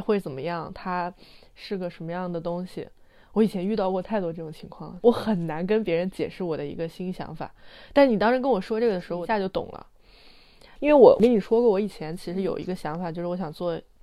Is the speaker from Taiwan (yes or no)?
no; Anhui, China; 因为我们家，我老家是安徽的，就是名山也很多，什么嗯。黄山、九华山